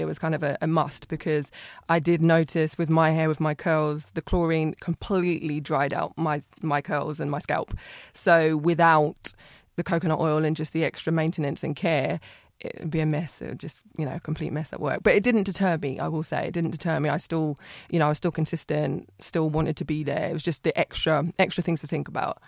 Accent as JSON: {"language": "English", "town": "Ipswich", "region": "East of England", "country": "United Kingdom", "said": "I'm from Ipswich"}